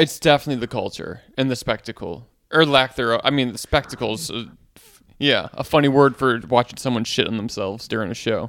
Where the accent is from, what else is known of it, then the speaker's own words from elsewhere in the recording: Wisconsin, United States; moved away as an adult; now in New York, United States; I'm from Wisconsin, where this, like, a small town where most people know each other